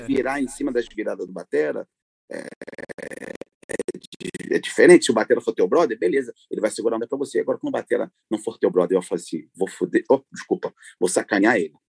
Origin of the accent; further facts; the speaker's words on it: Rio de Janeiro, Brazil; now in Paris, France; eu sou nato do Rio de Janeiro, da zona norte do Rio, uh, e hoje eu vivo uh, em Paris, vivo na França